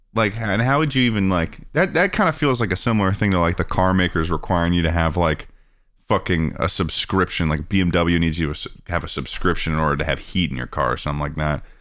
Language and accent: English; Massachusetts, United States; moved away as an adult; now in Los Angeles, United States; growing up in Mass, growing up in Massachusetts